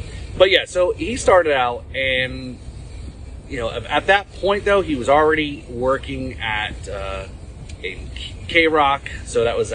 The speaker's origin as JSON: {"language": "English", "region": "Northeast", "country": "United States", "tie": "born or raised there", "also_born_or_lived": "New Jersey", "moved": "yes", "said": "I grew up in the Northeast"}